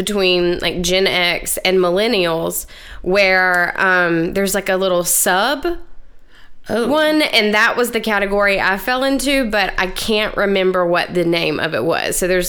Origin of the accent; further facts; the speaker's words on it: South Georgia, United States; accent: Southern; I'm from South Georgia.